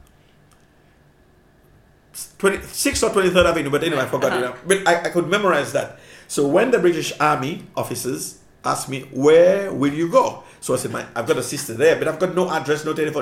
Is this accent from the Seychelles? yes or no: yes; Seychelles; moved away; also born or lived in Cyprus / London; I grew up in Seychelles in a big poor family